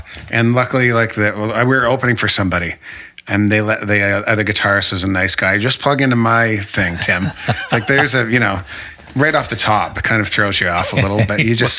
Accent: Toronto, Ontario, Canada; "Yeah, I'm from Toronto."

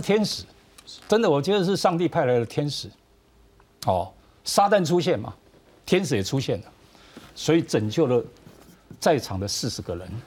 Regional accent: Taiwan; 我们台湾人

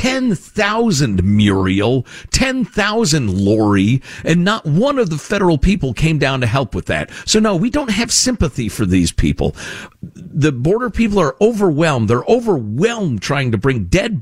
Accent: Chicago suburbs, Illinois, United States; where I grew up in the Chicago suburbs

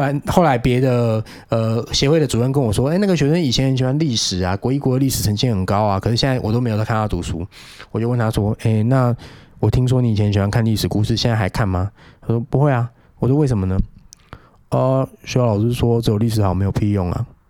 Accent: Penghu County, Taiwan; also born or lived in Wanhua, Taipei; now in Taipei, Taiwan; 我在有老家澎湖的时候

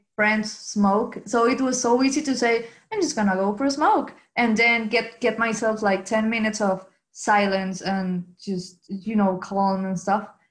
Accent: Venezuela; English is a second language; moved away as an adult; now in Dublin, Ireland; I'm from Venezuela and now I live in Ireland, Dublin.

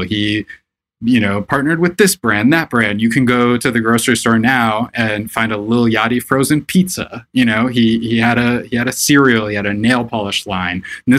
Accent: Florida, United States; moved away as an adult; now in New York, United States; So I grew up all around Florida. I went to high school in Orlando, Florida, but I lived all over the state. My family moved around a lot.

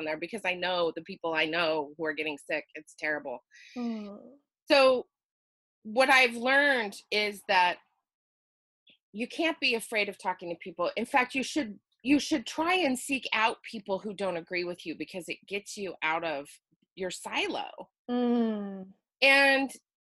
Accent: Utah, United States; moved away as an adult; now in Oregon, United States; I live in the lovely state of Oregon. And I was born and raised in Utah.

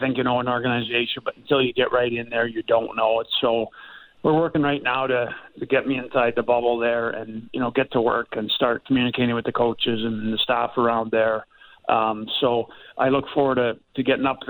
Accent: Pittsburgh, Pennsylvania, United States; when I was a child growing up in Pittsburgh watching my dad play

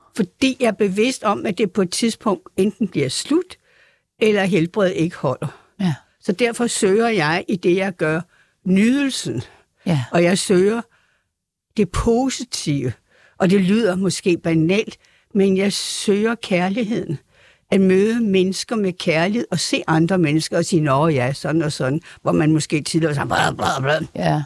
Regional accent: Frederiksberg, Capital Region of Denmark, Denmark; jeg havde jo det der konservativ udgangspunkt i mit barndomshjem på Frederiksberg

